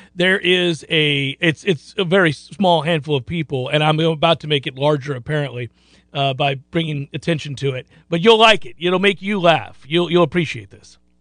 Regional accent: St. Petersburg, Florida, United States; little kid growing up in Saint Petersburg, Florida

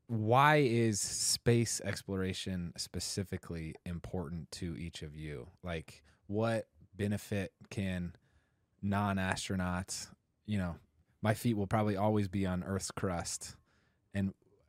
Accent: Indianapolis, Indiana, United States; I grew up in Indianapolis with the Indy 500

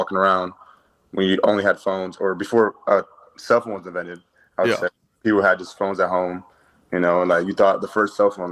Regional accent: Orange County, California, United States; now in Los Angeles, United States; I'm from Orange County

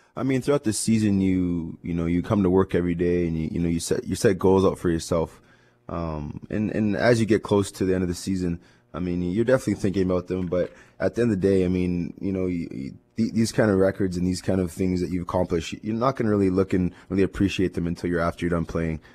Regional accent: Winnipeg, Manitoba, Canada; this is my hometown. It's where I grew up

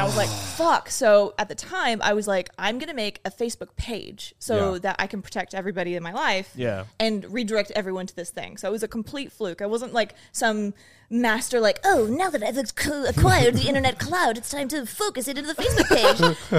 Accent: Reno, Nevada, United States; born there; I was born in Reno. So my mom is from New Zealand and my dad is from the States.

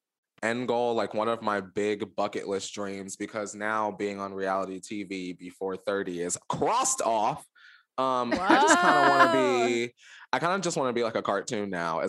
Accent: the Poconos, Pennsylvania, United States; And I grew up in the Poconos, right?

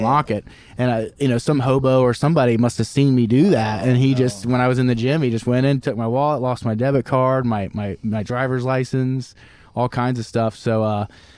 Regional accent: Cincinnati, Ohio, United States; he's from Cincinnati, and that's where we're from

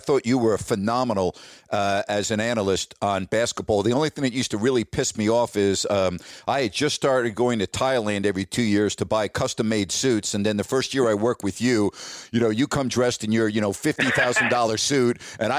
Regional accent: Illinois, United States; now in Sacramento, United States; I came from Illinois. I covered the Big Ten at Champaign. And when I came to Sacramento

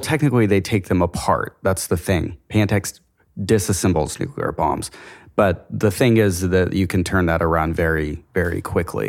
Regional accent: Amarillo, Texas, United States; I'm from Amarillo, Texas, which is a town of about two hundred thousand people in the Panhandle of Texas in the Bible Belt

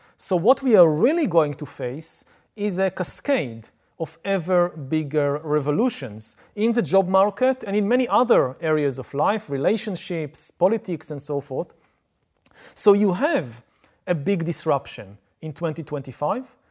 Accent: Israel; I come from Israel, I come from the Middle East

